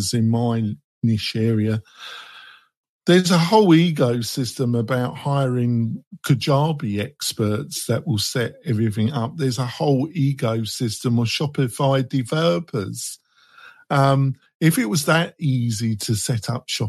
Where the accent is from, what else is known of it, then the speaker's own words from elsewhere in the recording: England, United Kingdom; I'm English